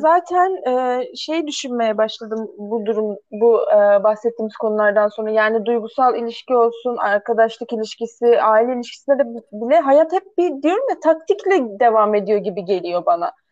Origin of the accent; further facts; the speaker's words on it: Ankara, Turkey; also born or lived in Karşıyaka, İzmir; now in İzmir, Turkey; nerelisin diye sorulduğunda, işte Ankara diyorum, nerede yaşıyorsun? İzmir, Karşıyaka diyorum.